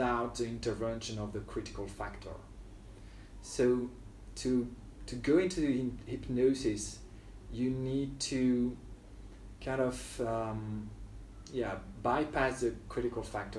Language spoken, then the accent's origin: English; near Lille, Hauts-de-France, France; moved away as an adult; now in Ho Chi Minh City, Vietnam; So, well, I grew up in France near a big city, but not like near, it was near Lille.